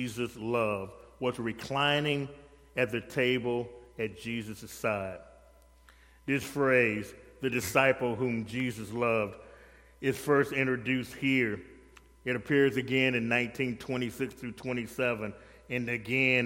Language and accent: English; the South, United States; I'm from the South